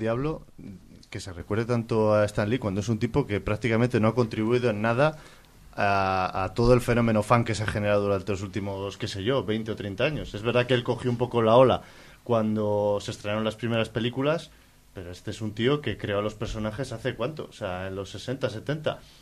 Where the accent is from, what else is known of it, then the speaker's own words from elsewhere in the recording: Palencia, Castile and León, Spain; todos los que somos de Palencia